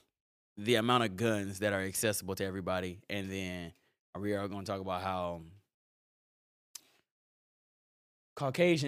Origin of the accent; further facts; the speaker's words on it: Indiana, United States; I come from Indiana